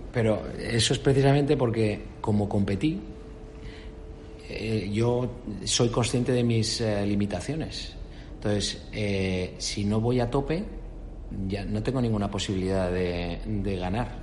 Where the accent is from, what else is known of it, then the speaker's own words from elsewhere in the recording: Spain; moved away as an adult; also born or lived in Canada; soy un español